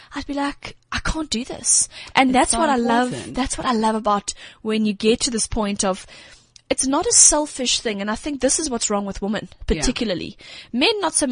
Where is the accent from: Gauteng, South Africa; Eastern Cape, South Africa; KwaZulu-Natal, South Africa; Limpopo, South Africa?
KwaZulu-Natal, South Africa; Durban; we're from Durban